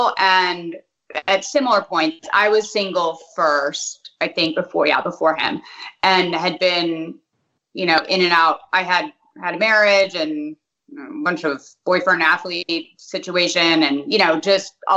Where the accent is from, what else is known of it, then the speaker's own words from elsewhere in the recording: Hartford, Connecticut, United States; moved away; also born or lived in South Windsor, Connecticut; I was born in Hartford.